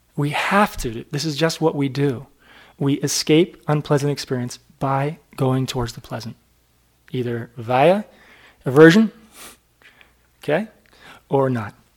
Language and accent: English; New Hampshire, United States; I was brought up in New Hampshire in a little town